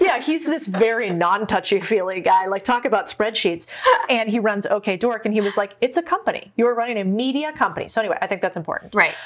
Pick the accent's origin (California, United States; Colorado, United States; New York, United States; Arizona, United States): Arizona, United States; I grew up in Arizona